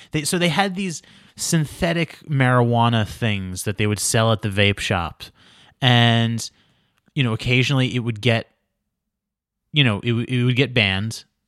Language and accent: English; New York, United States; moved away as an adult; now in Los Angeles, United States; I'm the guy from New York. I live in your state now